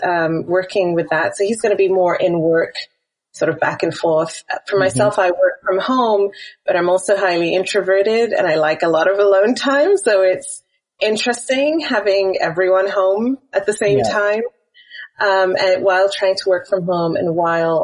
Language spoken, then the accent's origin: English; Wales, United Kingdom; also born or lived in Tanzania; now in Qatar; I'm British, but my accent is not quite the same as a lot of British people because I grew up in Wales, was born and grew up in Wales